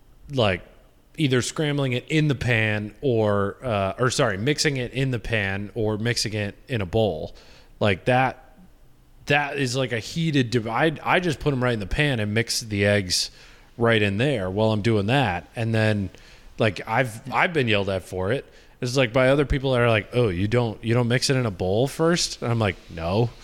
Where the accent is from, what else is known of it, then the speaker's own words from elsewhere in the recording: Grand Rapids, Michigan, United States; at least where we grew up in Grand Rapids.